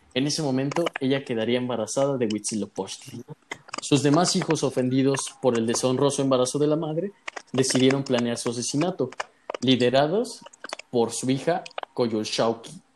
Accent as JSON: {"language": "Spanish", "country": "Mexico", "said": "hoy en día somos los mexicanos"}